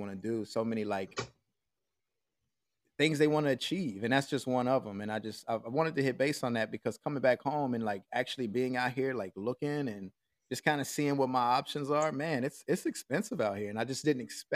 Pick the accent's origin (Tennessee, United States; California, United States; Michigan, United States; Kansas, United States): Tennessee, United States; Nashville; moved away as an adult; also born or lived in Saudi Arabia; I came out here to Nashville, bro, and I went downtown, you know, just mingling, getting to see my peeps, like living get my hometown scenery